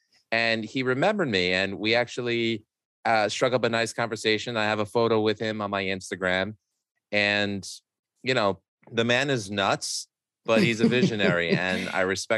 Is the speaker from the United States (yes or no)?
yes; New York City, New York, United States; I grew up in Astoria, Queens.